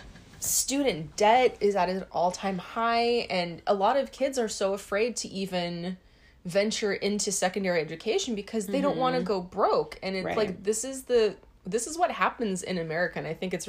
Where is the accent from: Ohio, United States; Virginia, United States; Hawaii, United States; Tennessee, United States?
Hawaii, United States; we grew up in Hawaii, so we are kind of like in this insular bubble.